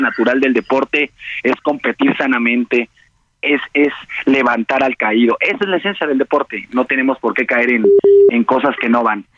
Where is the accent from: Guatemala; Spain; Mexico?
Mexico; como buen mexicano